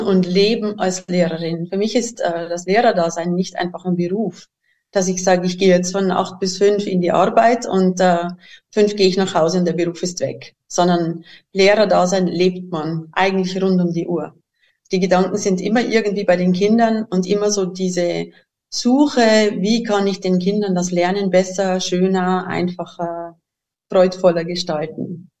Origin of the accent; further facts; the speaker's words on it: Bavaria, Germany; accent: Bavarian; moved away as an adult; now in Switzerland; Mein Dialekt ist leider immer noch recht bayerisch eingefärbt. Meine Heimat liegt äh, eben im Süden von Deutschland